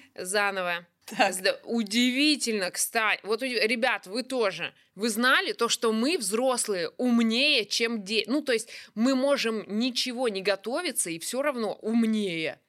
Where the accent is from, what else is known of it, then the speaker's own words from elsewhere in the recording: Kuzbass, Kemerovo Oblast, Russia; Я из Кузбасса